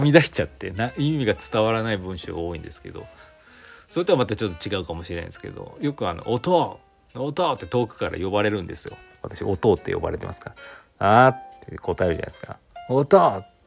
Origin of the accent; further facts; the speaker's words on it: Aichi, Japan; 私愛知県出身なんですけど